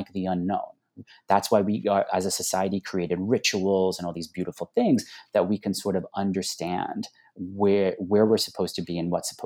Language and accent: English; Long Island, New York, United States; moved away; I grew up on Long Island